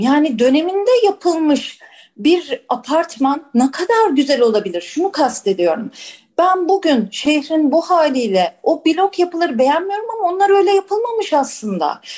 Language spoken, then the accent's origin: Turkish; Istanbul, Turkey; 3-4 kuşak İstanbullu olmak, Bakırköylü olmak, onun tarihini araştırmak, alem de öyledir mesela benim. Ya şurada doğduk, şurada büyüdük